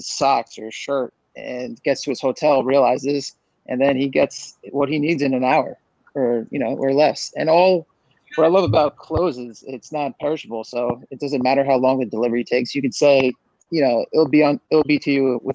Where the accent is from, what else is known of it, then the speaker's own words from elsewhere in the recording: New Jersey, United States; I'm just from Central Jersey. I'm like 45 minutes from New York City. I grew up and about 30 minutes from the shore